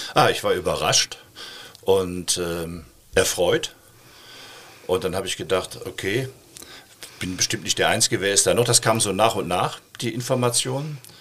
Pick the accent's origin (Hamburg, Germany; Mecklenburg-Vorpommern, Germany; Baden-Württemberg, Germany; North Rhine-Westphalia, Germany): North Rhine-Westphalia, Germany; Essen; now in Cologne, Germany